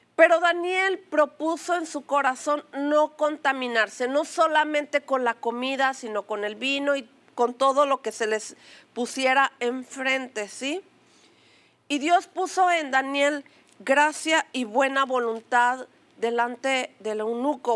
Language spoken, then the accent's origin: Spanish; Mexico; una palabra que acostumbramos a decir como mexicanos, a pechugar